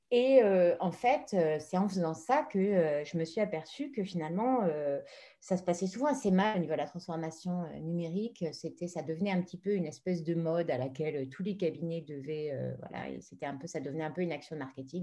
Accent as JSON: {"language": "French", "country": "France", "moved": "as an adult", "lives_now": "Madrid, Spain", "said": "je suis française, mais je suis basée en Espagne, à Madrid, depuis la moitié de ma vie, 20 ans"}